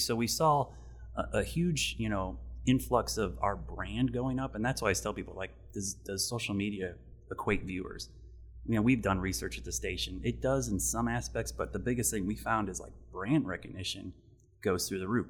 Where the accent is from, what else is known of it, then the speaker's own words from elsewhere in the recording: Ohio, United States; now in Charlotte, United States; I grew up in Ohio